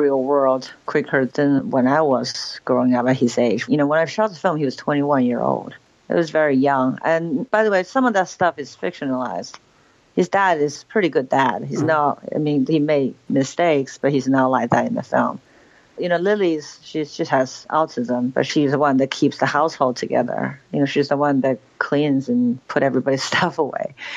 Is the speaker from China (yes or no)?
yes; Beijing, China; moved away; also born or lived in New York; growing up in Beijing